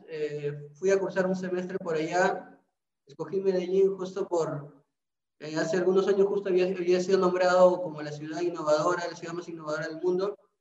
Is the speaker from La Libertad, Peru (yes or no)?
yes; Trujillo, La Libertad, Peru; yo sí soy de Trujillo